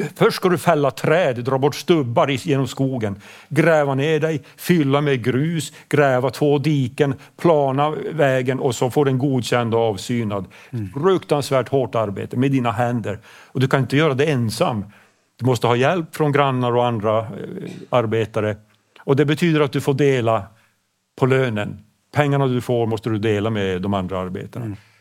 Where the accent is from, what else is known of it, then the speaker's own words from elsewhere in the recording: Pajala, Norrbotten County, Sweden; first language Swedish; vi ligger ju så, så långt norrut, det är så kallt